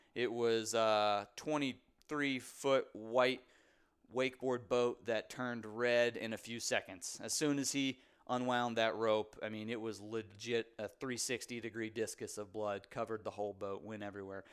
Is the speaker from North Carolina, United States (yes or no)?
yes; Raleigh, North Carolina, United States; live in Raleigh, North Carolina, actually where I was born and raised here in Raleigh, North Carolina